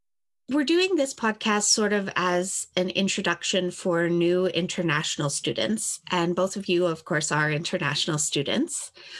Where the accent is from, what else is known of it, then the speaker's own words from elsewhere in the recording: Kingston, Ontario, Canada; I am actually from Kingston originally, so I haven't gone anywhere outside of my comfort zone for school